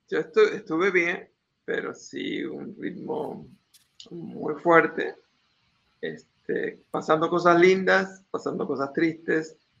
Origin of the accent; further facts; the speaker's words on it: Argentina; mi país, Argentina